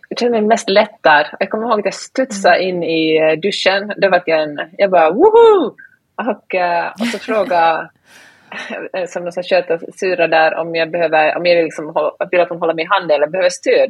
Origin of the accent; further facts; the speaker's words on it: Finland; first language Swedish; jag är ju finlandssvensk, så svenska är mitt första språk.